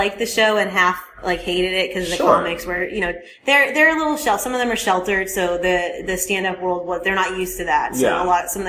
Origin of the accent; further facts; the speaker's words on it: Los Angeles, California, United States; moved away; I'm from Los Angeles originally